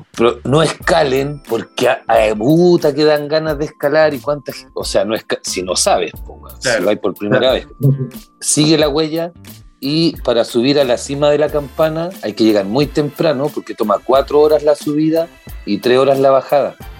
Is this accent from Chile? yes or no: yes; Santiago, Santiago Metropolitan, Chile; yo soy, por ejemplo, de Macul y Puente Alto